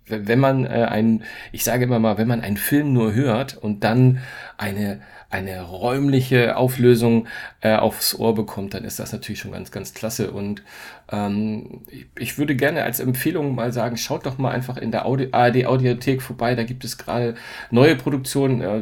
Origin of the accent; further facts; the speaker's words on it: Hamburg, Germany; Ganz, ganz bald wird es auch in meiner Heimatstadt in Hamburg ein Dolby Cinema geben.